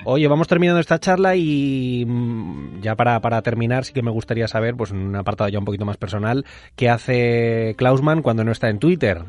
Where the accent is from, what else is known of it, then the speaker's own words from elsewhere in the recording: Madrid, Community of Madrid, Spain; now in Mallorca, Spain; soy un madrileño viviendo en Mallorca